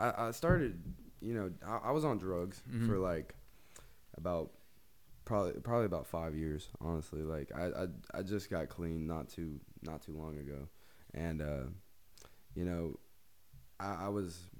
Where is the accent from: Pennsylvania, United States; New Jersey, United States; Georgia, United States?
Georgia, United States; I grew up in Georgia